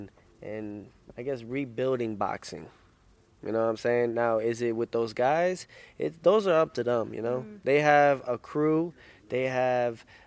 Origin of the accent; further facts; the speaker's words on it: United States; I'm American first, then Honduran